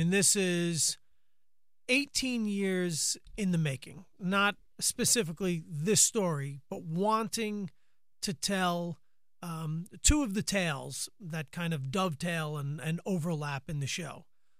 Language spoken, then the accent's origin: English; Long Island, New York, United States; now in Manhattan, United States; once I moved into Manhattan from Long Island in 1990, and I had no money, I would just walk around the city.